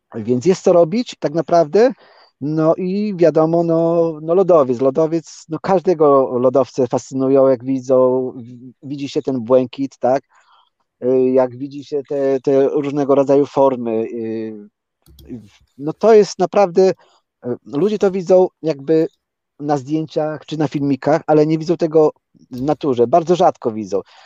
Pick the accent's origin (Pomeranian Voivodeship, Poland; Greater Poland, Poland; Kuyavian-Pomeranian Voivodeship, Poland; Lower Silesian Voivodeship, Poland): Lower Silesian Voivodeship, Poland; Polanica-Zdrój; now in Hordaland, Norway; ja tam się urodziłem i tam mieszkałem przez dłuższy czas